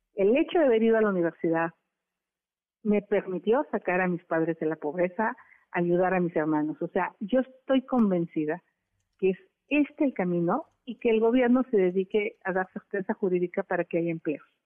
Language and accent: Spanish; Hidalgo, Mexico; moved away; Desde muy chica luché contra el cacique de mi pueblo, don Felipe Contreras, y después con los cacicazgos de Hidalgo